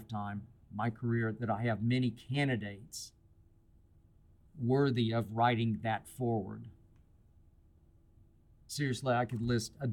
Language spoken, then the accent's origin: English; Oklahoma City, Oklahoma, United States; also born or lived in Van Nuys, California; now in Los Angeles, United States; a friend of mine in Oklahoma City the other night, my hometown